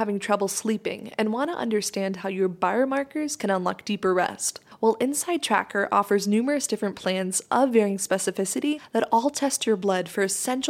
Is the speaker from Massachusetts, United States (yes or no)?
yes; Boston, Massachusetts, United States; I was born and raised in Boston